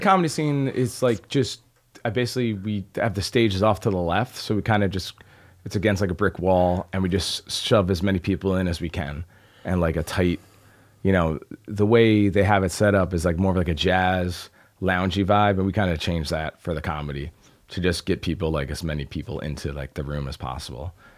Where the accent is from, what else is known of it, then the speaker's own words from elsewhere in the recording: Albany, New York, United States; I grew up in Albany